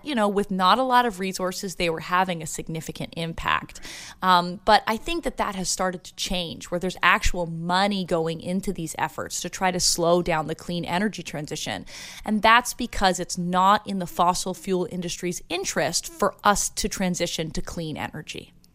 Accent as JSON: {"language": "English", "region": "Ontario", "country": "Canada", "moved": "yes", "lives_now": "Santa Barbara, United States", "said": "I'm originally from Ontario, Canada"}